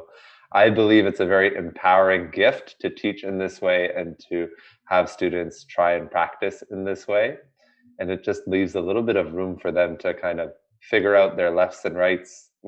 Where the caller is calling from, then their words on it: Toronto, Ontario, Canada; I am coming from Toronto, Canada. We just had our annual spring snowfall, and we're ready for the summer season here.